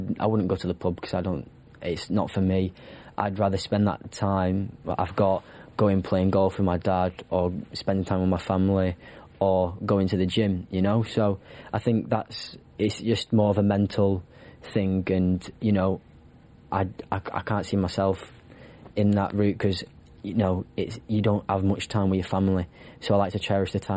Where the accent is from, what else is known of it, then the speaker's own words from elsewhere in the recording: Wigan, North West England, United Kingdom; now in Newmarket, United Kingdom; brought up in Wigan